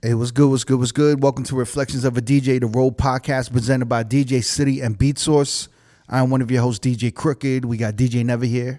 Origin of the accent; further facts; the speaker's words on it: New York, United States; now in Las Vegas, United States; We grew up in New York